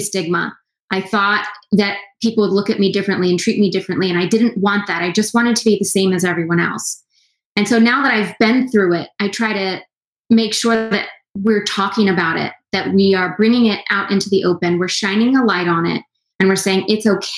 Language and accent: English; the South, United States; I'm born and raised in the South